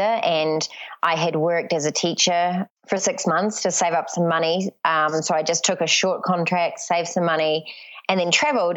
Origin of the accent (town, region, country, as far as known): New Zealand; born or raised there; moved away; also born or lived in Papua New Guinea